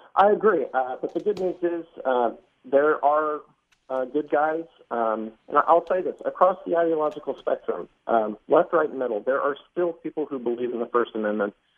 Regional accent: Dallas, Texas, United States; my hometown of Dallas

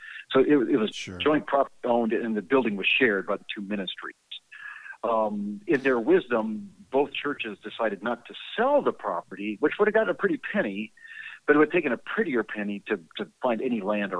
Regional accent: Texas, United States; I'm a Texan, and that's what we do.

